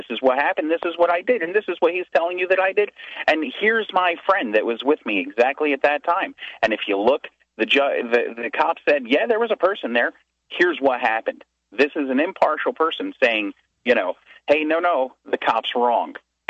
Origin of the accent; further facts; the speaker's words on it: Philadelphia, Pennsylvania, United States; also born or lived in California; I'm from Philadelphia.